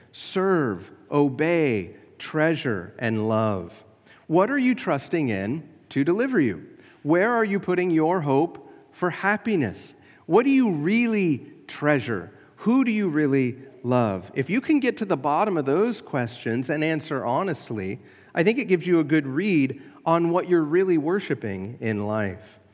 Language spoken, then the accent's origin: English; United States; As an American Christian